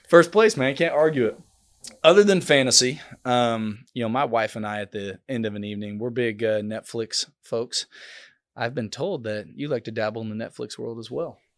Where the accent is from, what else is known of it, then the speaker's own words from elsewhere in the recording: Oklahoma, United States; I'm from Oklahoma